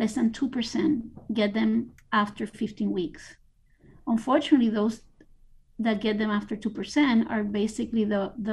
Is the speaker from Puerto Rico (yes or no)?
yes; Puerto Rico; now in Miami, United States; I was born in Puerto Rico